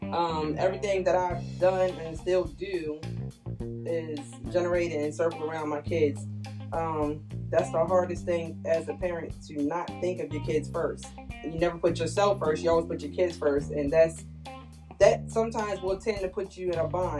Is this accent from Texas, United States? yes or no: no; Long Island, New York, United States; now in Salisbury, United States; I'm from Salisbury, originally from Long Island, New York. My accent is gone